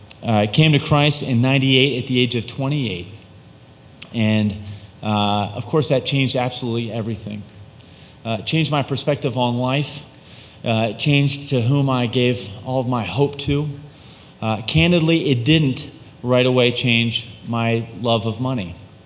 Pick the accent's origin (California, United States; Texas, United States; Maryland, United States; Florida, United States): Maryland, United States; Baltimore; I grew up in Baltimore in a middle-class family, two parents who loved me, who did not know the Lord at the time.